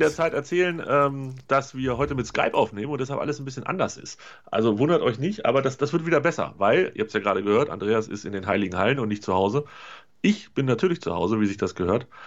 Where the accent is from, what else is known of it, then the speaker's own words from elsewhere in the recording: North Rhine-Westphalia, Germany; als Westfale würde ich ja, wenn ich sowas in der Nachbarschaft organisieren würde, fände ich gegen Bier nicht so viel einzuwenden